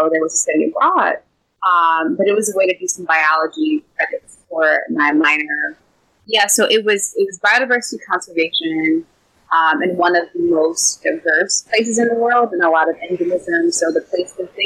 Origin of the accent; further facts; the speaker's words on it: Detroit, Michigan, United States; I'm from Detroit